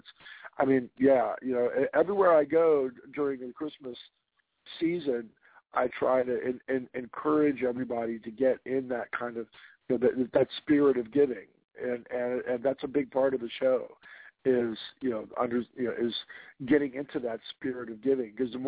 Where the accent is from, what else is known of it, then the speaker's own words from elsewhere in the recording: East Coast, United States; also born or lived in Washington State; now in Washington, United States; I'm from the East Coast